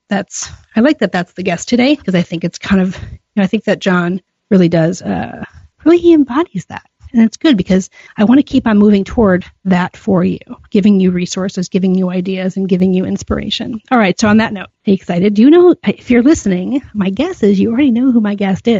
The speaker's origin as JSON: {"language": "English", "town": "Chicago", "region": "Illinois", "country": "United States", "said": "I live in Chicago. I'm a Chicagoan for life"}